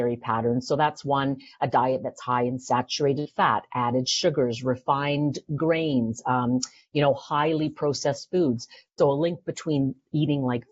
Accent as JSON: {"language": "English", "town": "Vancouver", "region": "British Columbia", "country": "Canada", "also_born_or_lived": "Toronto", "moved": "yes", "said": "I'm from Vancouver. I went to UBC"}